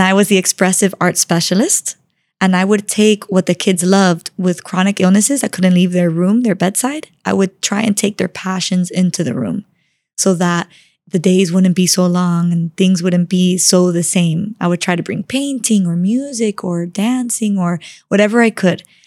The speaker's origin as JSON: {"language": "English", "town": "Miami", "region": "Florida", "country": "United States", "tie": "born or raised there", "said": "I grew up in Miami, born and raised"}